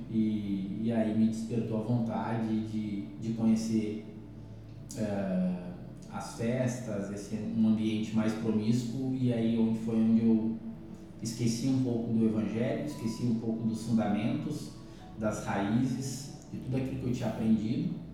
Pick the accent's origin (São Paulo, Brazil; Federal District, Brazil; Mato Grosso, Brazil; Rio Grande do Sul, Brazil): Rio Grande do Sul, Brazil; Camaquã; cidade de Camacuã, fica a 127 quilômetros aqui de Porto Alegre. Certo. Uh, tive a felicidade, eu digo isso, de nascer num lar cristão.